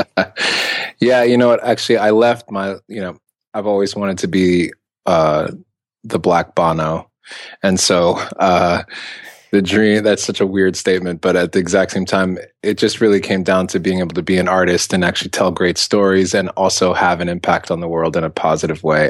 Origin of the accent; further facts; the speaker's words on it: Ethiopia; I'm from Ethiopia